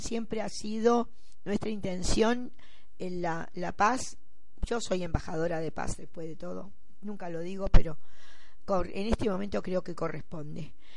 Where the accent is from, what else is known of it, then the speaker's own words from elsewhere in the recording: Argentina; soy hija de una africana y un argentino. Y nací en la República Argentina.